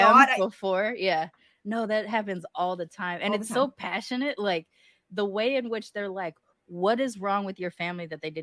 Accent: West Coast, United States; I like to tell people that if I'm on the West Coast, which I'm from, if I'm on the West Coast, I'm Mexican or Filipino.

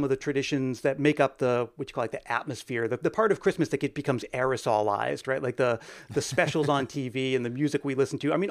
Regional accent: Northeast, United States; Where uh, I'm from the Northeast, I don't know where you guys are from, but we had this uh, department store called Service Merchandise

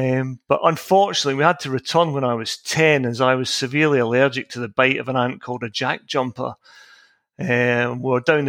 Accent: Ayrshire, Scotland, United Kingdom; also born or lived in Tasmania, Australia; I was born in Ayrshire in Scotland in the mid-1960s.

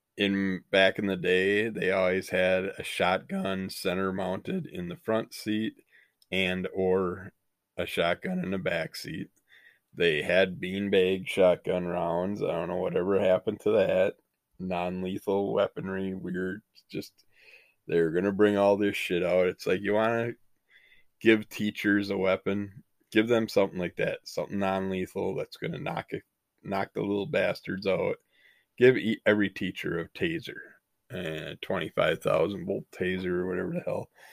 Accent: United States; we grew up in the United States

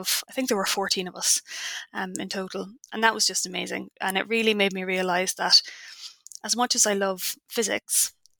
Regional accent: Ireland; I'm Irish

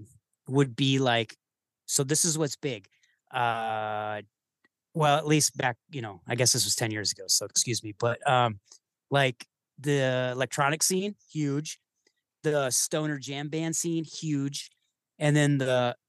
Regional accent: Michigan, United States; moved away as an adult; now in Chicago, United States; I grew up in Michigan.

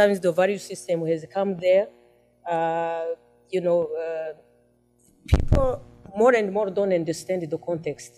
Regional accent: Rwanda

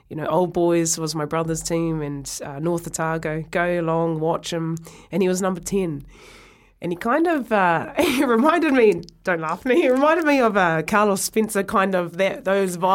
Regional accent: Ireland; I'll, I'll always be proud of where I come from

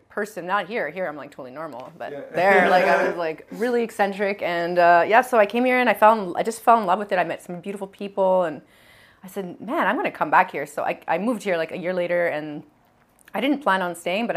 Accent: Edmonton, Alberta, Canada; now in Montreal, Canada; This is all in Alberta, yeah. I grew up in Edmonton.

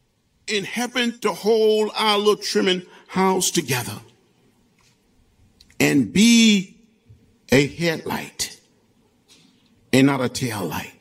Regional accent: Troy, Alabama, United States; When I was growing up outside of Troy, Alabama, 50 miles from Montgomery, on that farm

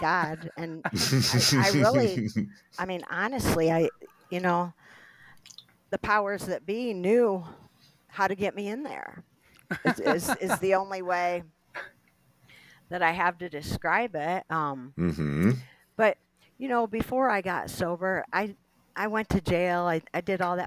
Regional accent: Tiffin, Ohio, United States; now in Cleveland, United States; I'm from Northwest Ohio. I'm from Tiffin

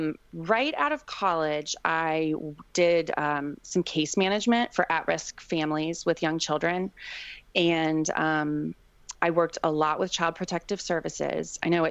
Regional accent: East Coast, United States; now in Seattle, United States; We're originally from the East Coast, but Seattle is home now.

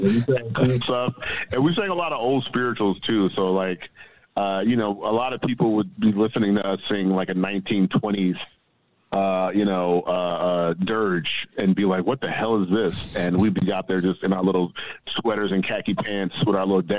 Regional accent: the South, United States; when I first got to college, I was like, yeah, I'm from the South, so I was like, man, it's so whack.

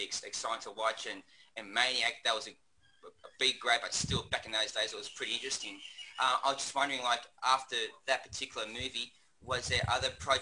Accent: Australia; I'm from Australia

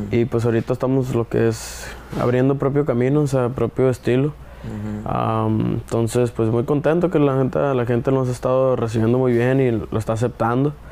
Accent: Ciudad Obregón, Sonora, Mexico; De Oregón, Sonora.

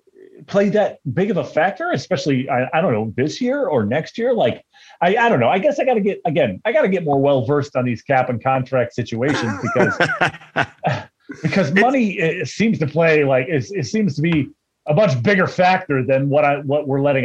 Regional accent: Brooklyn, Ohio, United States; I grew up in Brooklyn.

